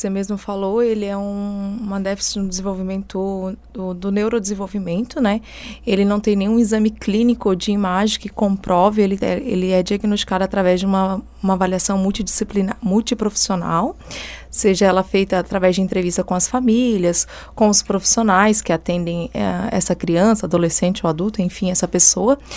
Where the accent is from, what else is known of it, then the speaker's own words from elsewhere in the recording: Goiás, Brazil; now in Forquilhinha, Brazil; natural de Séries, no interior de Goiás, não sou daqui, né?